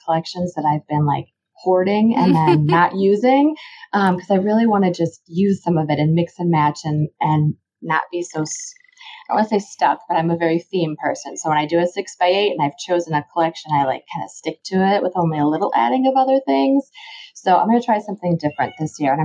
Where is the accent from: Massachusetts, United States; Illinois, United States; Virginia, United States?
Illinois, United States; also born or lived in Baltimore, Maryland; I actually moved into Illinois when I was starting fourth grade